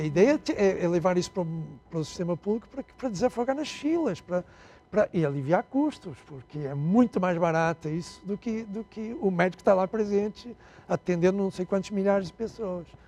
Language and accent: Portuguese; Angola; accent: Portuguese; moved away as an adult; also born or lived in Portugal / Rio de Janeiro, Brazil; now in Brazil; eu nasci em Portugal, está claro pelo sotaque, né? É, fui criado na África até, minha, até os 19 anos, até ter uma guerra civil em Angola